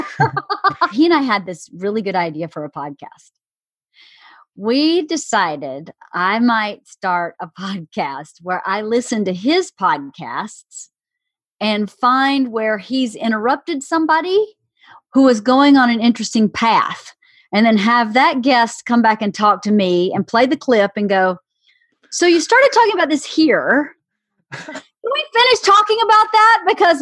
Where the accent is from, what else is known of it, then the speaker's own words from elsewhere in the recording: the South, United States; growing up in the South